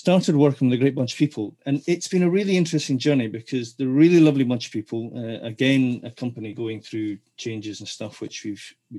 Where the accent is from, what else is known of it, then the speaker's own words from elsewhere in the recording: Dundee, Scotland, United Kingdom; moved away as an adult; also born or lived in London; now in Edinburgh, United Kingdom; I moved from Dundee, where I'm originally from, to London to go to the Guildhall School of Music and Drama